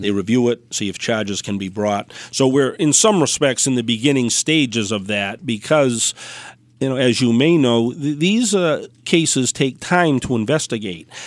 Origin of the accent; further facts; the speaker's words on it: Dartmouth, Massachusetts, United States; also born or lived in New Bedford, Massachusetts; now in Fall River, United States; I grew up in Dartmouth.